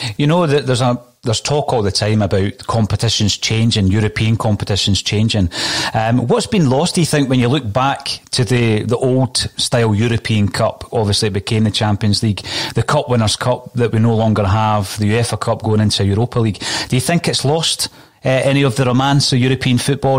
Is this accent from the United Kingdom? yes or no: yes; Scotland, United Kingdom; as a Scotsman